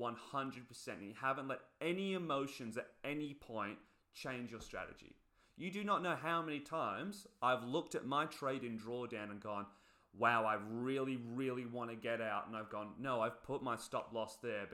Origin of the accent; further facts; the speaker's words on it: England, United Kingdom; moved away; I come from England originally. Look at my people